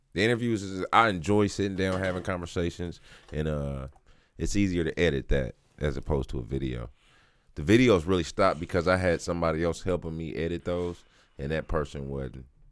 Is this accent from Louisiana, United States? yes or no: no; Kansas City, Missouri, United States; I'm from the other side of Brush Creek